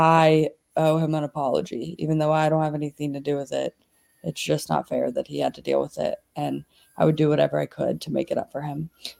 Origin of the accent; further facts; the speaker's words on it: Baton Rouge, Louisiana, United States; now in Atlanta, United States; I would probably prefer to show someone around Baton Rouge as it is my hometown